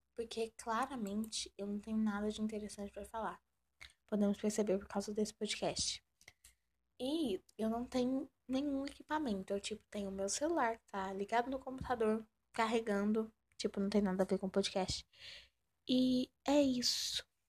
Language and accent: Portuguese; Goiás, Brazil; Sou do Brasil, Goi Goiás